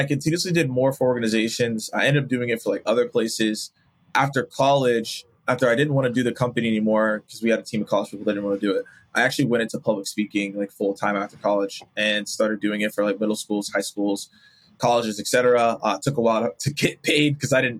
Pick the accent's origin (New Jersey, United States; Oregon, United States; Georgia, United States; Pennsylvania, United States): Georgia, United States; Atlanta; grew up, born and raised in Atlanta